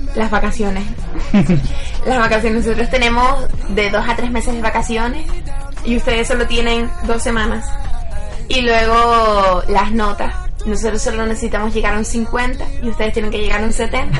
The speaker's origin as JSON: {"language": "Spanish", "region": "Canary Islands", "country": "Spain", "also_born_or_lived": "Madrid, Spain", "moved": "as an adult", "said": "yo soy de las Islas Canarias"}